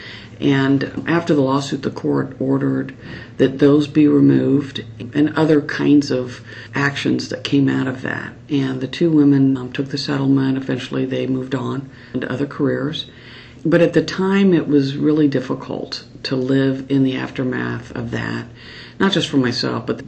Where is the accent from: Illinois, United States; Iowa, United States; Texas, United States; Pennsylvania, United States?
Iowa, United States; Ankeny; also born or lived in Ames, Iowa; I grew up in Ankeny, and my father had attended Iowa State University. I was born up in Ames when he was going to college, and my parents moved to Ankeny.